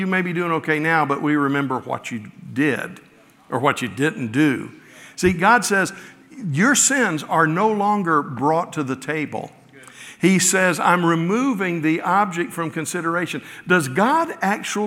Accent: the South, United States; moved away; also born or lived in Midwest; growing up in the South, I only saw snow a few times in my childhood

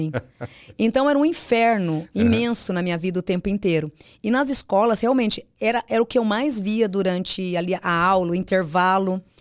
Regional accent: Mogi das Cruzes, São Paulo, Brazil; born there; Eu nasci em Mogi das Cruzes.

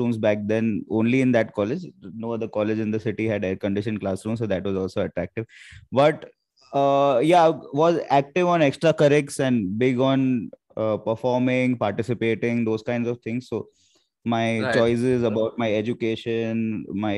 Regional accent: Mumbai, Maharashtra, India; I grew up in the Matunga area of Bombay

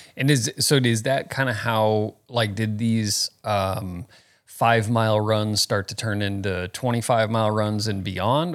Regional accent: Phoenix, Arizona, United States; moved away; also born or lived in Florida; I was born in Florida, but grew up in Phoenix here

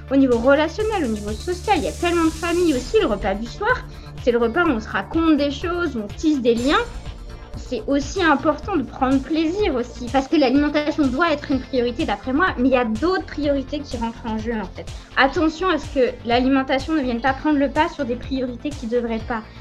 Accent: France; surtout en tant que Français

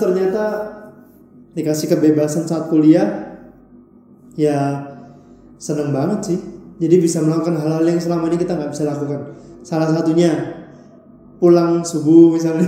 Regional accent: Balikpapan, East Kalimantan, Indonesia; moved away as an adult; now in Surabaya, Indonesia; aku asalnya dari kota Balikpapan, Kalimantan Timur

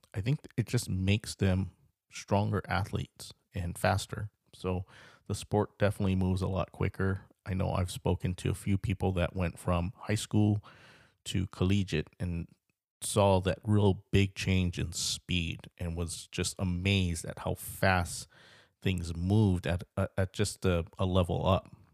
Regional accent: Carlsbad, California, United States; I'm from the Carlsbad area, lived, lived in, uh, Carlsbad, California for about twenty-eight years

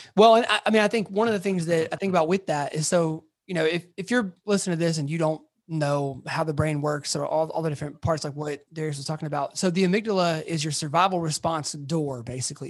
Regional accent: Atlanta, Georgia, United States; moved away as an adult; now in Memphis, United States; I'm originally from Atlanta

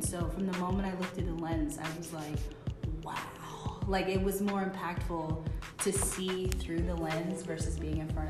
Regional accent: Boston, Massachusetts, United States; moved away as an adult; also born or lived in Chicago; I'm originally from Boston. I grew up in Roslindale

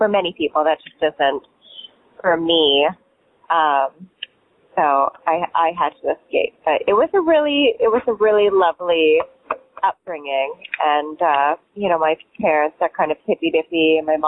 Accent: Kalispell, Montana, United States; also born or lived in New York City / Virgin Islands; now in Key West, United States; I grew up in Kalispell, not Cowspell, Montana, which is right, northwest Montana

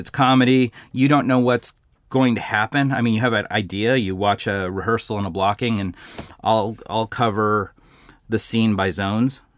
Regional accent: Glendora, California, United States; I was born and raised in Glendora

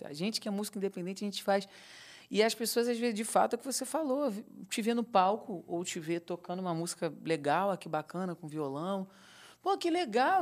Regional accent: Mesquita, Rio de Janeiro, Brazil; fui criado em Mesquita. A, a, minha primeira infância toda.

